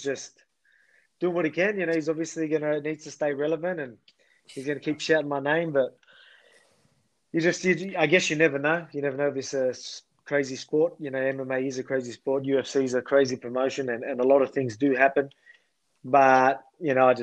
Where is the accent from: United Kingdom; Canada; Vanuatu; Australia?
Australia; my country.